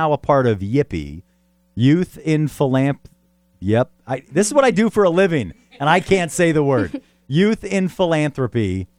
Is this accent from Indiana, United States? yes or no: no; Sylvania, Ohio, United States; Growing up in Sylvania